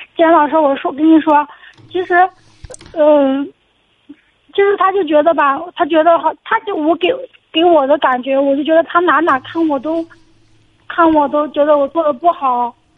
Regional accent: Xinjiang, China; 我们新疆这边嘛

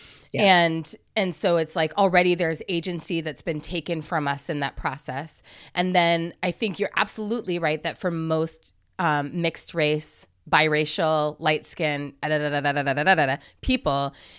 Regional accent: Ghana; I know the setting in which I need to say I'm Ghanaian, and I know the setting in which I need to say I'm Black.

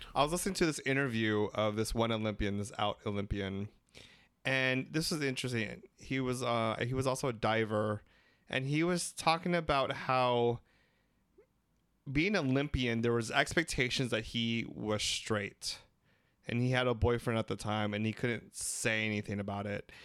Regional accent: Philippines; We're three Filipino gay guys

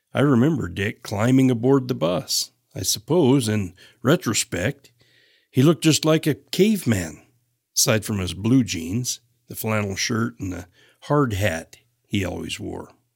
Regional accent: Salmon, Idaho, United States; I grew up in Salmon, Idaho

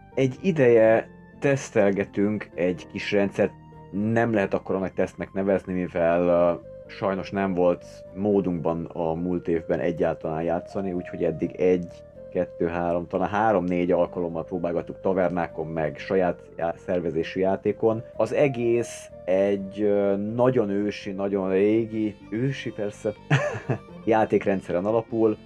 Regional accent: Hungary

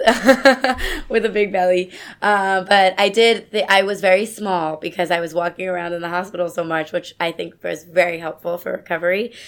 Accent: suburbs of New York City, United States; I'm originally from New York. I grew up in the suburbs of New York City with my family

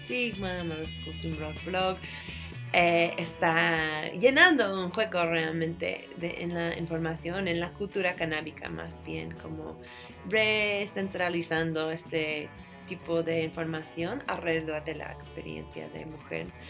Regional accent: San Francisco, California, United States; soy californiana

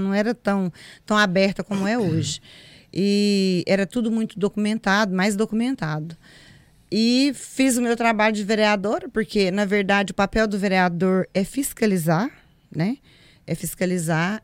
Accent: Pedra Branca, Brazil; eu nasci na Pedra Branca, próximo aqui. É, fui criada com a minha mãe, com a minha avó. Estudei na zona rural uma parte

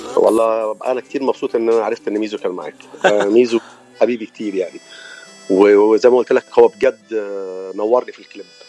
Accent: Cairo, Cairo Governorate, Egypt; accent: Egyptian; moved away as an adult; now in United States; اللهجه مبينه اكيد ان انا من مصر

